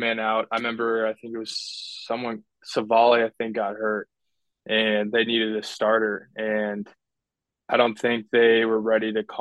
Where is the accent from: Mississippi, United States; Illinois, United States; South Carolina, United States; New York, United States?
Illinois, United States; Chicago; my whole dad's side's from Ohio, and I grew up in the Chicago area